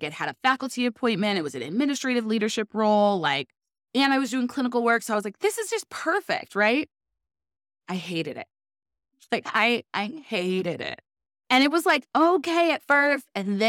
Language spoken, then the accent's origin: English; Pasadena, California, United States; moved away as an adult; now in Chicago, United States; I am from Pasadena. It's just outside of L.A., so just north of downtown L.A., and it's where the Rose Bowl is. As a point of reference, I actually kind of grew up across the street from the Rose Bowl.